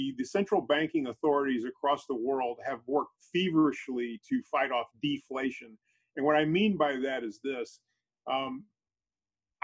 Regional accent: St. Louis, Missouri, United States; St. Louis, Missouri is where I'm from.

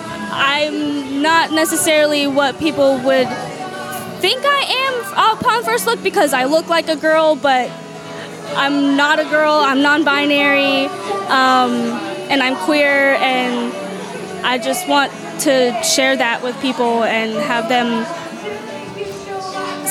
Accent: Rock Hill, South Carolina, United States; I was born and raised in Rock Hill

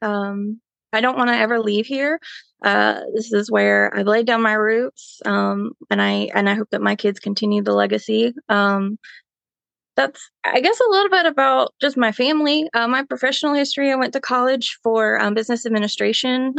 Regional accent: Belmont, North Carolina, United States; I have really, um, grown up in Belmont

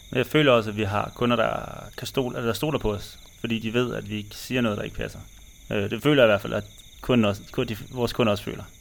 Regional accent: Denmark; moved away as an adult; Når vi er hjemme i Danmark

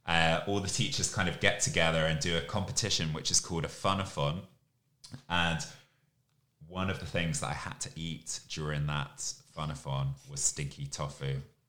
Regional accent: Camden, London, United Kingdom; now in Asia; I'm originally from Camden in London, but I've lived all over the UK before moving to Asia.

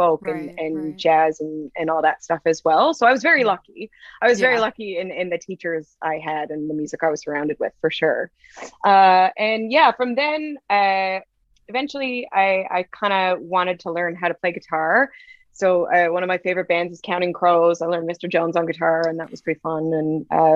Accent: Nanaimo, British Columbia, Canada; I'm from Nanaimo

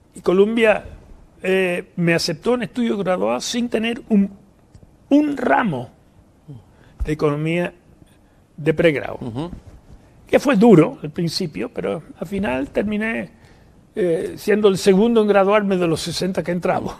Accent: New York, United States; moved away as an adult; also born or lived in Philadelphia / Havana, Cuba; now in Chile; en Nueva York hasta que me vine a Chile. Eh, vivíamos en un barrio se llama Jamaica. ahí fui a escuela básica, después media y después a Columbia

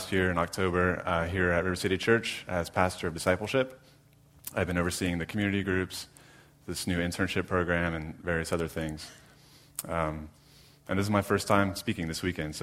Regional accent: Jacksonville, Florida, United States; moved away as an adult; also born or lived in Orlando, Florida; now in Jacksonville, United States; I'm from Jacksonville, born and raised. Grew up in Arlington.

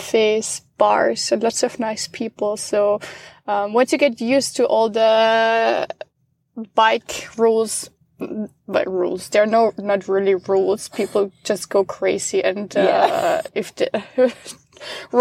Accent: Austria; moved away as an adult; now in Amsterdam, Netherlands; I'm originally from Austria. I grew up there, but moved to the Netherlands a couple of years ago

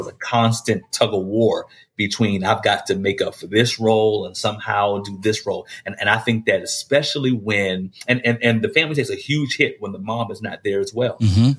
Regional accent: Maryland, United States; born or raised there

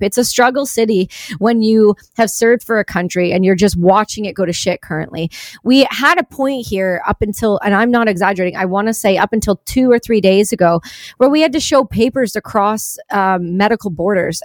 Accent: Canada; I'm a Canadian

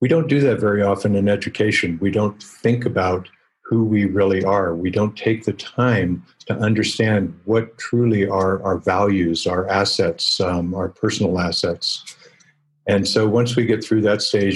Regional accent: Colorado, United States; also born or lived in Silicon Valley; I ended up with 7 startup companies in my home state of Colorado

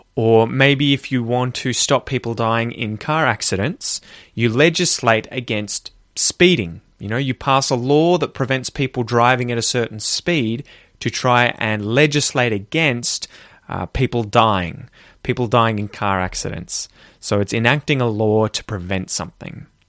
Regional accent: Australia; I grew up in Australia

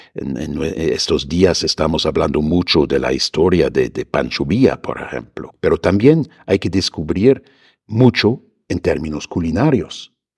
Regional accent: Germany; moved away as an adult; now in Mexico City, Mexico; echo de menos a mi tierra

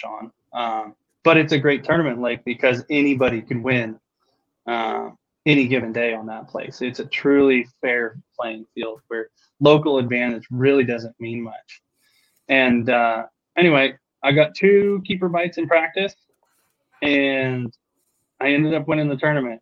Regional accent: California, United States; moved away; growing up on the West Coast

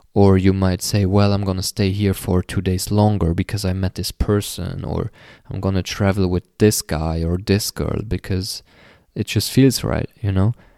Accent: Luxembourg; my home country, uh, Luxembourg

